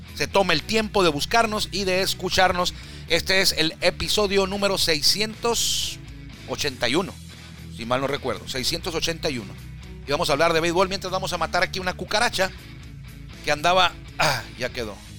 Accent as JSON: {"language": "Spanish", "town": "Tijuana", "region": "Baja California", "country": "Mexico", "said": "yo soy de Tijuana"}